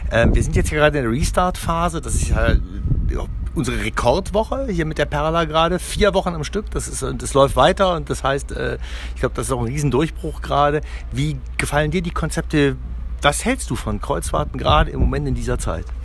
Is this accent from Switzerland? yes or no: no; Torrevieja, Valencian Community, Spain; Ich bin, äh, Teil meiner Kindheit habe ich in Torrevieja in Spanien verbracht und da war auch eine riesengroße Fischhalle und da waren wir auch gerne.